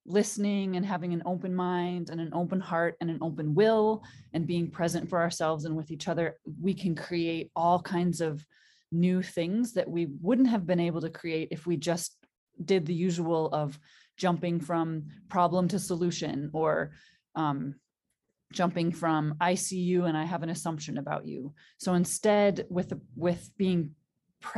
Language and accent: English; Green Bay, Wisconsin, United States; now in Hamilton, Montana, United States; I grew up in outside of Green Bay, Wisconsin